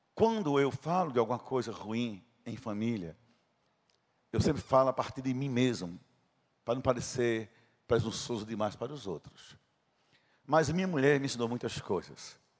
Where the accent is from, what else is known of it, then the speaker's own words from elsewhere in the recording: Princesa Isabel, Paraíba, Brazil; Era o sítio onde eu nasci